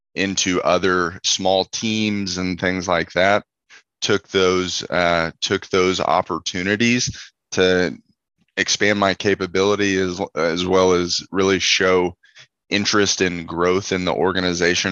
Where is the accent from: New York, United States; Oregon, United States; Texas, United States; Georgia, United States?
Texas, United States; Houston; I'm originally from Houston, Texas